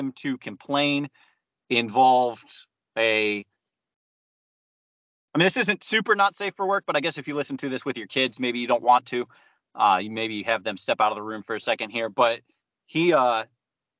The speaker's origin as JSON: {"language": "English", "region": "Ohio", "country": "United States", "said": "I'm from Ohio"}